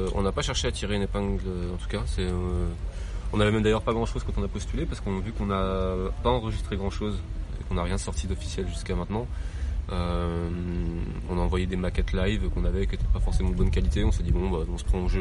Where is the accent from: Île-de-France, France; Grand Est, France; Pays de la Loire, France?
Grand Est, France; Nancy; je viens de Nancy